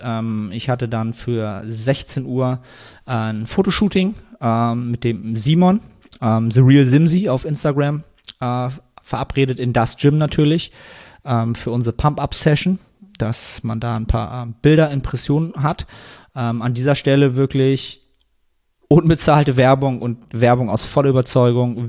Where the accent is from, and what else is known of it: Germany